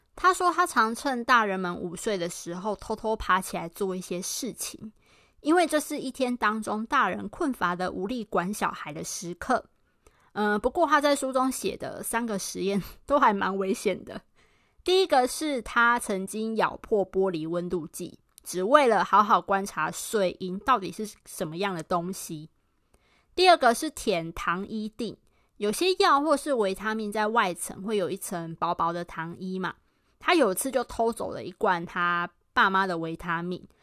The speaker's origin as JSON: {"language": "Chinese", "town": "Pingtung", "region": "Pingtung County", "country": "Taiwan", "tie": "born or raised there", "also_born_or_lived": "Tainan / Taipei", "moved": "as an adult", "said": "虽然我是台南人，但我从小是在屏东长大的"}